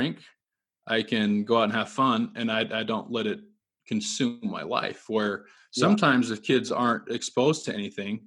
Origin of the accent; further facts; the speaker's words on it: Utah, United States; I grew up in Utah